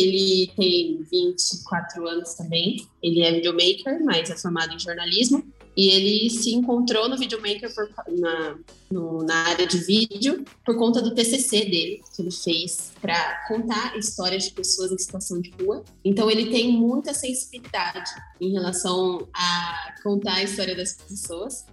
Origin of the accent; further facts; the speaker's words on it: interior of São Paulo, Brazil; sou do interior de São Paulo